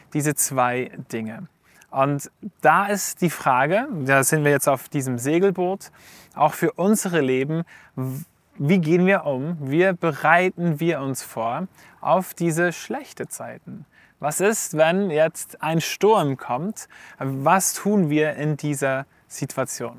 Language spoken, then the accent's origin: German; Switzerland; wir als Schweizer in einer individualistischen Gesellschaft sind